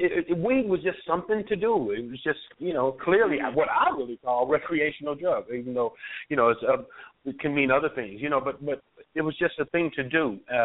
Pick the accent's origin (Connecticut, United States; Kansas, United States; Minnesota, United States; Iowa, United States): Kansas, United States; Kansas City; Oh, growing up for me, I had a great life. You know, it's really crazy how my life took a turn, but I had a great life. I mean, I was raised by my mother and two grandmothers.